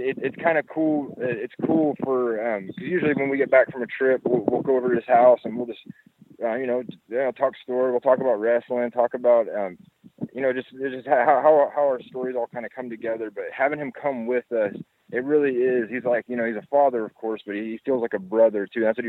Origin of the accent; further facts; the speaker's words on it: Texas, United States; now in Hawaii, United States; that I'm from Texas